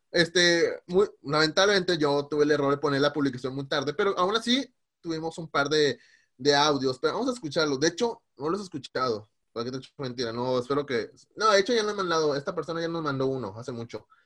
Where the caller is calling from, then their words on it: Seattle, Washington, United States; de Seattle.